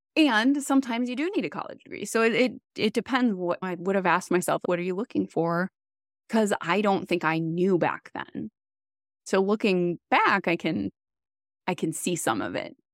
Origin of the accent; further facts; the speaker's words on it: Wisconsin, United States; moved away as an adult; also born or lived in Boston; I am from Wisconsin